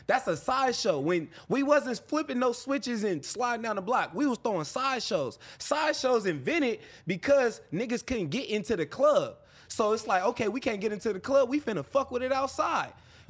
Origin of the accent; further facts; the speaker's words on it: Bay Area, California, United States; I done spent enough time in Los Angeles and I'm from the Bay Area